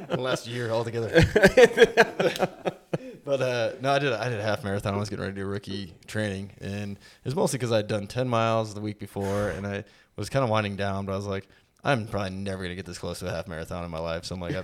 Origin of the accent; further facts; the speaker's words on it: Whitehall, Montana, United States; We're both from Whitehall, Montana.